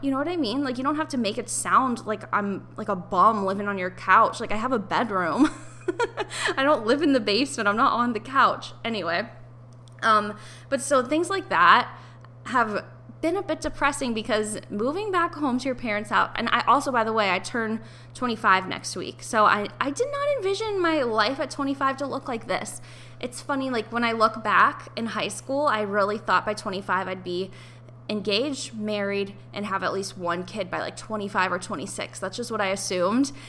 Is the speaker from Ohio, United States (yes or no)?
yes; Ohio, United States; moved away as an adult; also born or lived in New York; I had to move out of my apartment in New York and I had to move back home to my parents' house in Ohio